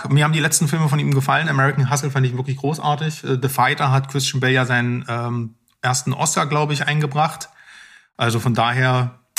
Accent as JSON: {"language": "German", "region": "Lower Saxony", "country": "Germany", "tie": "born or raised there", "said": "Ich komme aus Niedersachsen."}